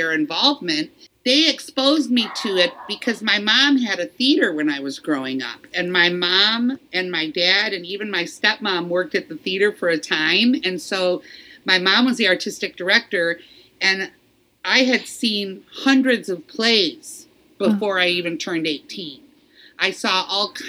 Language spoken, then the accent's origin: English; Detroit, Michigan, United States; growing up in Detroit